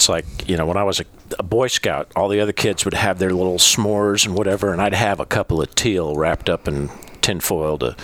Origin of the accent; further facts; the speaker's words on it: Newark, California, United States; moved away as an adult; also born or lived in Fort Lewis, Washington / Missouri / Overland Park, Kansas; now in St. Louis, United States; My dad was in the service up at Fort Lewis, Washington when I was born, but I was raised in California